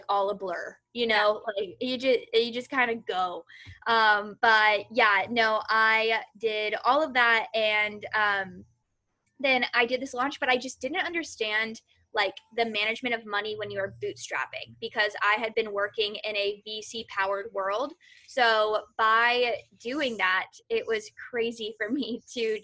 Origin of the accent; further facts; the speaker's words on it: Kentucky, United States; moved away as an adult; also born or lived in San Francisco; now in Los Angeles, United States; I'm originally from Kentucky. So I am a Southern girl at heart, through and through